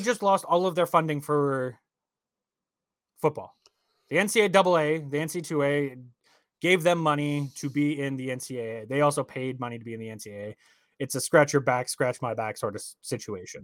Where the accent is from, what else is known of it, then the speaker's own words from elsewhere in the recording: Canada; I'm Canadian